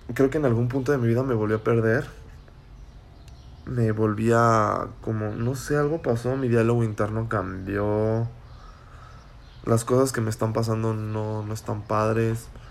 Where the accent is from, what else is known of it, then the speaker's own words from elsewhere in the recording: Celaya, Guanajuato, Mexico; soy de Celaya, Guanajuato